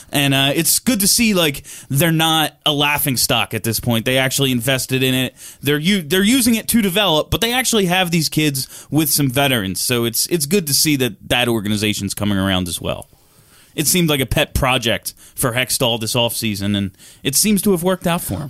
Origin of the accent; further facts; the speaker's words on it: New Jersey, United States; I'm from Jersey. That's how we talk